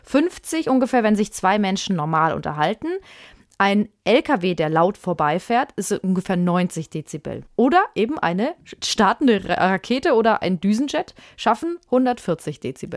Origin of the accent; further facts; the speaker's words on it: Würzburg, Bavaria, Germany; ich habe äh, in einem Mehrfamilienhaus gewohnt, in Würzburg. Das ist meine Heimatstadt